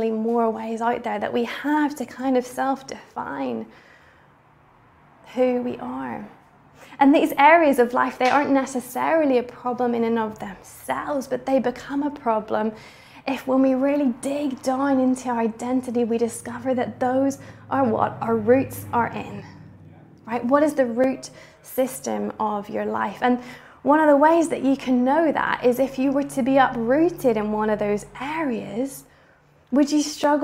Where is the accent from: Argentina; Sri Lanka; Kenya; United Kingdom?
United Kingdom; Bangor, Northern Ireland; my hometown of Bangor, Northern Ireland